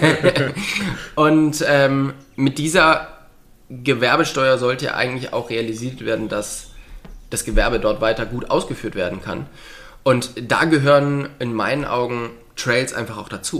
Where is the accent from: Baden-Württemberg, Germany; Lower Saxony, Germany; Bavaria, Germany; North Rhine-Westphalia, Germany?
Bavaria, Germany; Lichtenfels; bei uns in Lichtenfels, was ja nicht so weit von Bamberg weg ist